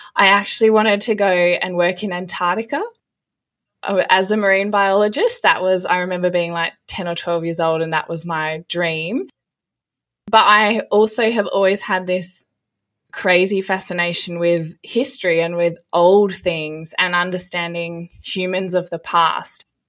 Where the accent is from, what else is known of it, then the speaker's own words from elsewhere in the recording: Western Australia, Australia; I actually got a job back in my hometown in Western Australia at the museum there